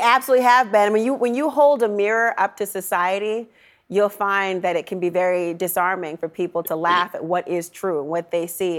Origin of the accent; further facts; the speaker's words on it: Saint Paul, Minnesota, United States; moved away; Saint Paul, Minnesota, my hometown